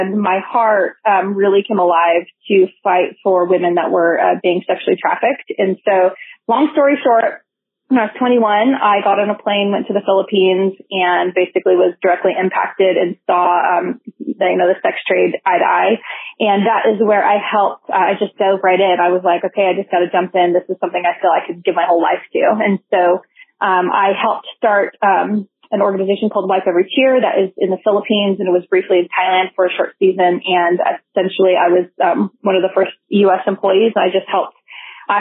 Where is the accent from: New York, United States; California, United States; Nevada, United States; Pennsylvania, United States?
California, United States; Modesto; moved away as an adult; also born or lived in Boise, Idaho; I'm originally from Modesto, California